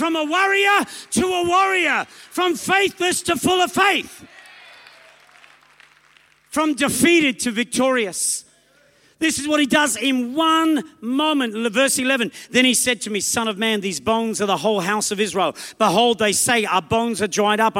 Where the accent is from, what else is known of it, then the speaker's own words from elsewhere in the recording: Australia; also born or lived in England; I was born in England, raised in Australia